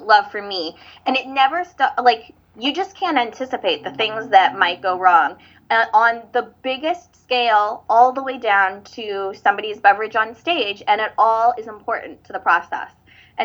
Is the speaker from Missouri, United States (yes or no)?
yes; St. Louis, Missouri, United States; I'm from St. Louis